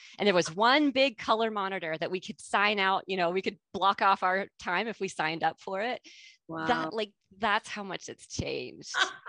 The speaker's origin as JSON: {"language": "English", "country": "United States", "tie": "born or raised there", "moved": "yes", "said": "So I am born and raised in the United States. A lot of people don't know that about me. I lost my accent when I came. So they don't know that, but that is where I grew up."}